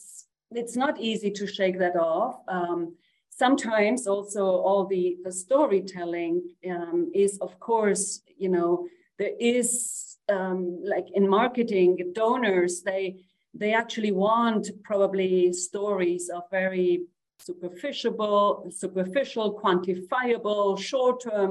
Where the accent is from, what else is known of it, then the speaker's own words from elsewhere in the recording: Uruguay; I'm from Uruguay. I'm a woman from the global south